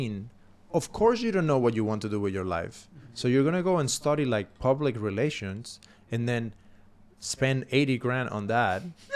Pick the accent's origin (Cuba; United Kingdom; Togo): Cuba; English is a second language; moved away; I came from Cuba